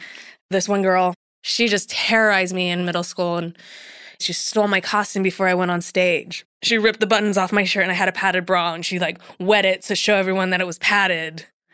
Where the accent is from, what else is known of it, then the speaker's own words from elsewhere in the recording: Miami, Florida, United States; I grew up in Miami.